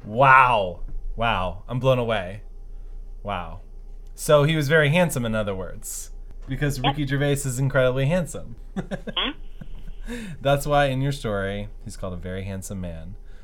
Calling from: New York City, New York, United States; So, I'm calling you from New York City.

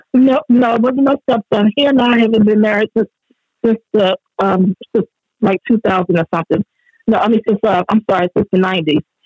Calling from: California, United States; I'm calling from California.

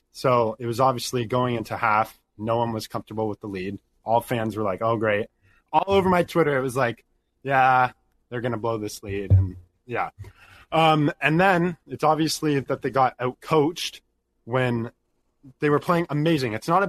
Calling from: Ontario, Canada; I'm calling from Canada, Ontario.

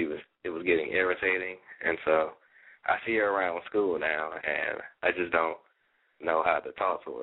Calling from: Washington, District of Columbia, United States; I'm calling from Washington, D.C., and I'm 17 years old.

